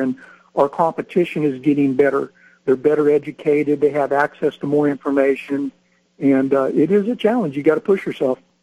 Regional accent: Northern California, United States; I grew up in Northern California hunting and fishing

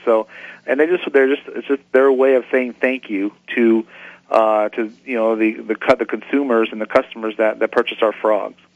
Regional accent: San Diego, California, United States; growing up in San Diego

